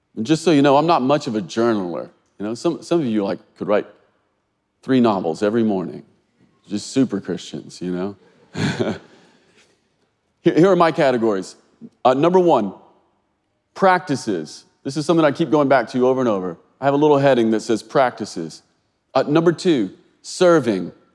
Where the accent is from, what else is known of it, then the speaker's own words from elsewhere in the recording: Kentucky, United States; this feels like my home state